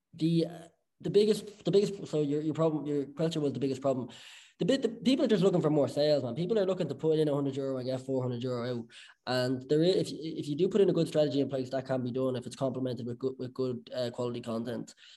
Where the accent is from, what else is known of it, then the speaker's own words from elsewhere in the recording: Bettystown, Leinster, Ireland; growing up in Bettystown.